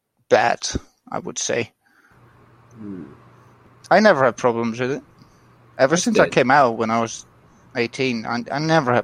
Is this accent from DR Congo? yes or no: no; Netherlands; I'm from the Netherlands.